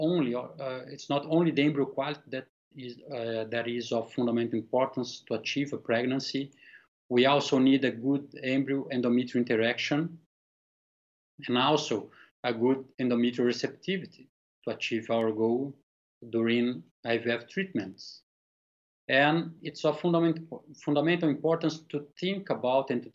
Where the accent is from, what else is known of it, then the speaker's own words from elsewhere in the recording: Brazil; I'm from Brazil.